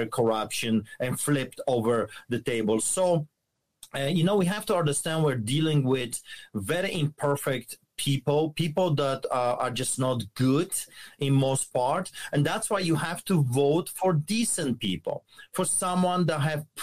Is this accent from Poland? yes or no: yes; Poland; moved away; as you can tell by my accent, I grew up behind the Iron Curtain under the boots of the Soviets in communism and socialism